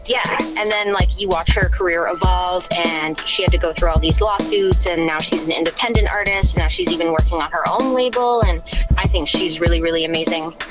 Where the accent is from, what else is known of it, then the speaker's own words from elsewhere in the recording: Richmond, United States; also born or lived in Augusta, Maine / Sidney, Maine; I moved to Richmond, and that's where like all of my um, adolescent development happened. So I was there from kindergarten until I graduated